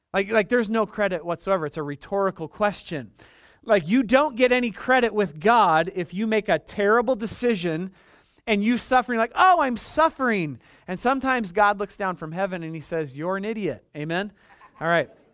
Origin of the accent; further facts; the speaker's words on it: United States; as an American Christian